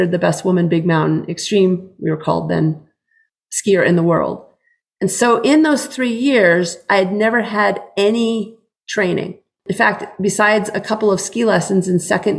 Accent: New Hampshire, United States; moved away; I grew up in New Hampshire

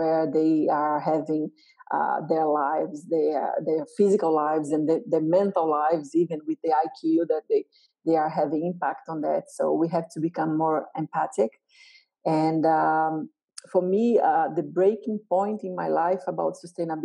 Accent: Brazil; I'm from Brazil, as you said, and I'm from a middle-class family

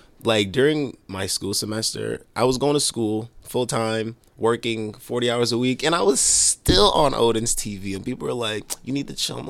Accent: Haiti; now in Boston, United States; I'm not even from here. I'm from Haiti originally.

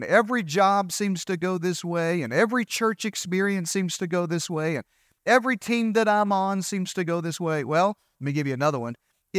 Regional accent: Arkansas, United States; You know, I'm from Eastern Arkansas, so I have a few colloquial phrases that just, I don't even know sometimes if they add value to you or make sense in this

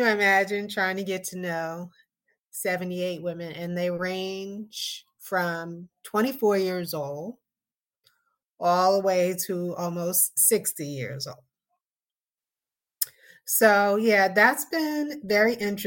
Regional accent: Hempstead, New York, United States; moved away; I was definitely a New Yorker. I was 18, 19 years old. And I was from Hempstead, New York. I was from Long Island

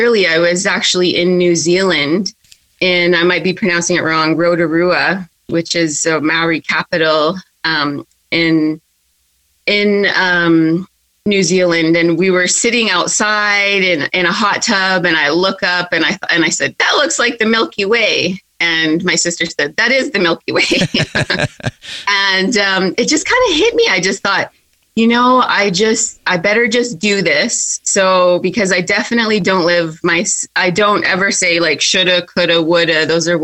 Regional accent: Yukon, Canada; growing up in the Yukon

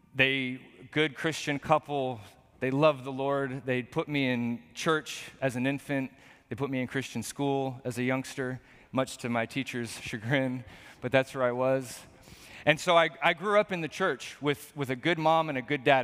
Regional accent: Portland, Oregon, United States; I was born and raised right here in Portland, Oregon

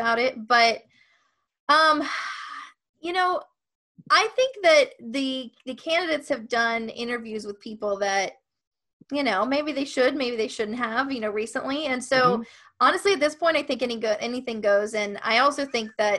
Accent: Ohio, United States; I grew up in Ohio

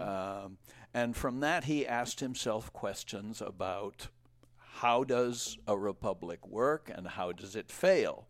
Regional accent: Providence, Rhode Island, United States; moved away; I was born in Rhode Island

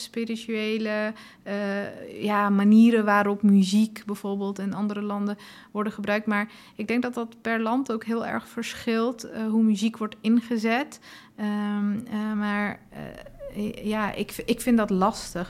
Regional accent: Afghanistan; now in Netherlands; ik ben zelf ook geboren in Afghanistan en roots liggen daar.

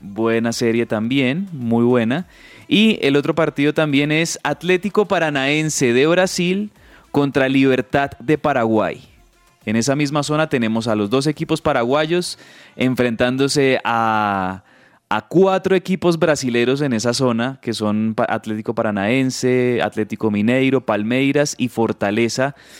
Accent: Colombia; como colombiano

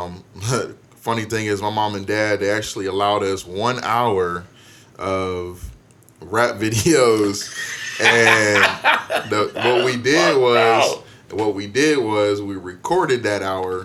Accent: Canton, Ohio, United States; I grew up in Canton, Ohio, Canton, Maslin area

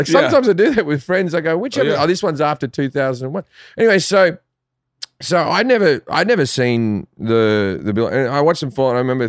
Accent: Australia; moved away as an adult; also born or lived in England; now in Los Angeles, United States; Growing up in Australia is funny. Like, I love Australia. I still call Australia home. And, you know, I go back at least once a year for a month.

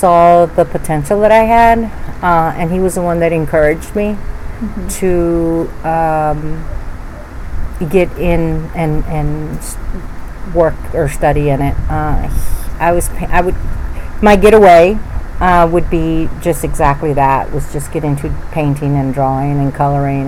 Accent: Lampasas, Texas, United States; moved away as an adult; now in Austin, United States; born in Lampasas, which is an hour drive northwest of Austin. But I do claim to be Tejana. Grew up there, went to school there

